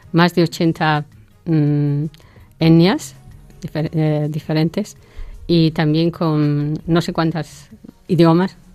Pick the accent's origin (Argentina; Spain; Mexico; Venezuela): Spain; moved away as an adult; now in Awasa, Ethiopia; otra es eh, española, que soy yo